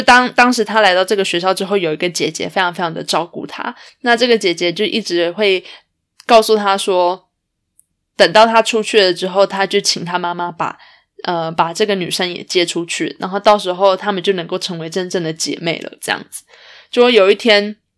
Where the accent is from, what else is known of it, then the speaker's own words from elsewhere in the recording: Canada; 同样都身为加拿大人